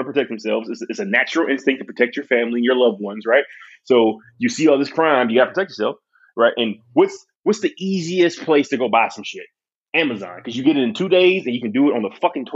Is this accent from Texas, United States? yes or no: no; Detroit, Michigan, United States; I grew up in Detroit